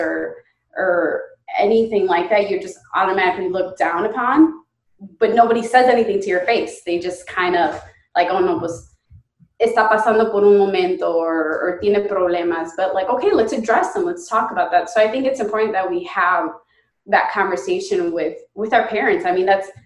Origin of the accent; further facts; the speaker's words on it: United States; growing up in the United States